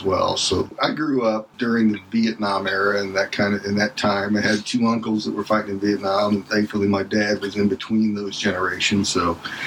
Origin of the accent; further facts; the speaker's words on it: Indiana, United States; also born or lived in Louisville, Kentucky / Cincinnati, Ohio; Growing up in Indiana